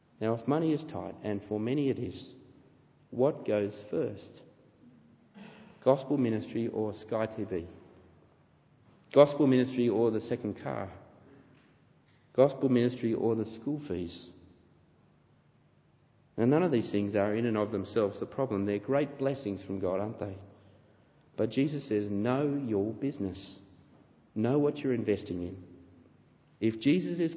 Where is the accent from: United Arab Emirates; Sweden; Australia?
Australia; accent: Australian; my Australian accent